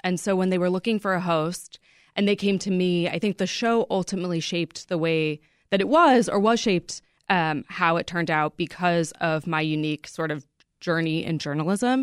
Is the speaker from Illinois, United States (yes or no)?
yes; Chicago suburbs, Illinois, United States; I grew up in the Chicago suburbs